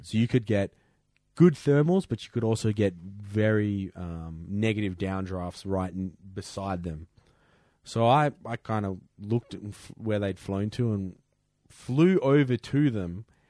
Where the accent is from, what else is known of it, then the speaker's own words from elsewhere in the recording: Perth, Western Australia, Australia; moved away; I come from Perth. It's the third windiest city in the world.